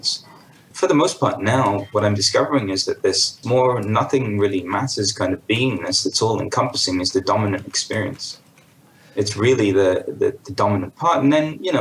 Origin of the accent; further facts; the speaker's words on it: London, United Kingdom; I was born into an Indian family in London in 1978